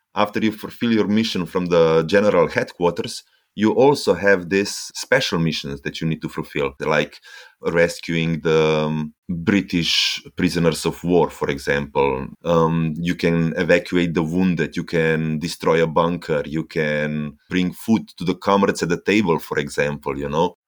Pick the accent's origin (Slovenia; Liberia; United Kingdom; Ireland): Slovenia; Ljubljana; I am from Ljubljana, the capital of Slovenia